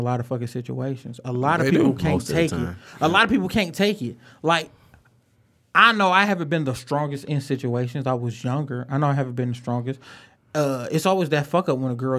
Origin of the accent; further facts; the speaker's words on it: Detroit, Michigan, United States; I am from Detroit.